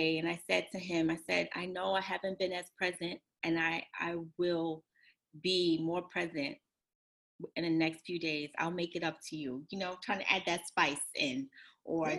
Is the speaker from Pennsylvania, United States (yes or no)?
no; New York City, New York, United States; I grew up in Bed-Stuy, Brooklyn, where no one wanted to live in Bed-Stuy.